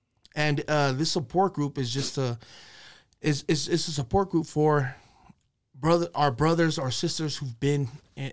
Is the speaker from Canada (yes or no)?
no; West Valley City, Utah, United States; We're from West Valley City, Utah.